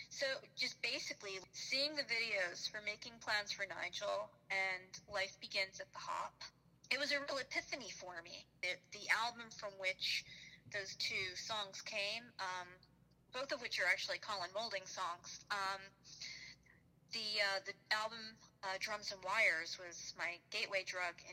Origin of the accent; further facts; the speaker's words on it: New York, United States; growing up in New York